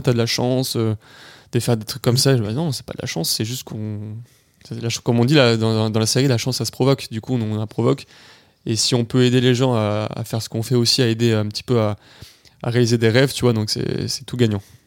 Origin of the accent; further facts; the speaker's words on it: Nice, Provence-Alpes-Côte d'Azur, France; je suis niçois